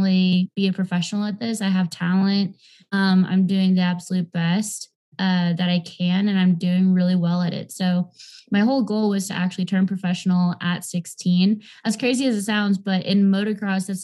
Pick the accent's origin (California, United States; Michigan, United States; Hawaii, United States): California, United States; Southern; I'm originally from Southern California